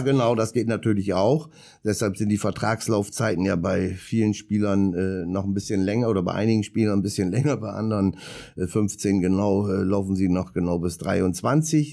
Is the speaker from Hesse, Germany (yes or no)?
no; Bremerhaven, Bremen, Germany; ich komme ja gebürtig aus Bremerhaven